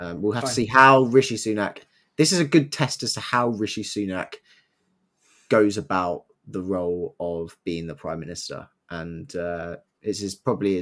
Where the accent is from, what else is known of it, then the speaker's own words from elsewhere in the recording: India; Yeah, as an Indian.